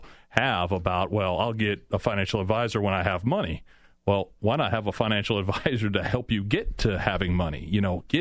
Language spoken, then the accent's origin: English; Apopka, Florida, United States; moved away as an adult; now in Winter Park, United States; growing up in Apopka